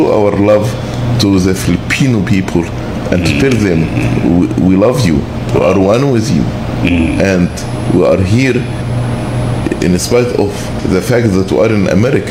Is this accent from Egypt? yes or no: yes; Egypt; moved away as an adult; also born or lived in Texas, United States; now in Southern United States; I grew up in Egypt.